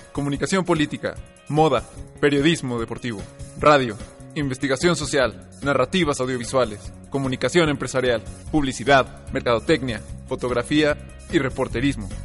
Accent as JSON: {"language": "Spanish", "country": "Mexico"}